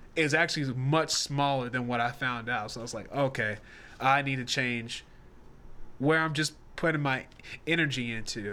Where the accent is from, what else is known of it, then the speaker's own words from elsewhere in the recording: Nashville, Tennessee, United States; now in Charlotte, United States; We're based in Charlotte, North Carolina, and I'm originally from Nashville, Tennessee